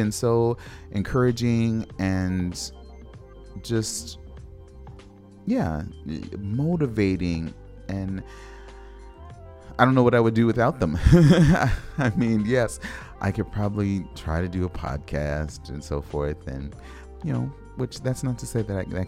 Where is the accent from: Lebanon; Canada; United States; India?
United States; Los Angeles, California; I grew up in Los Angeles